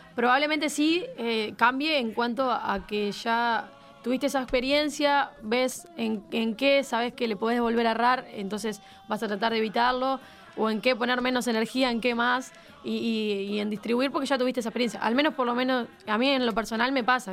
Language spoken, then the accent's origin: Spanish; Uruguay; como uruguayo